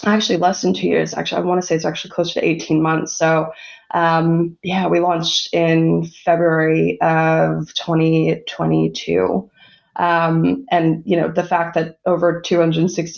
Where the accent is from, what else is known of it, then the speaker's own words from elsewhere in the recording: New York, United States; moved away as an adult; also born or lived in London; now in Melbourne, Australia; I'm actually from New York originally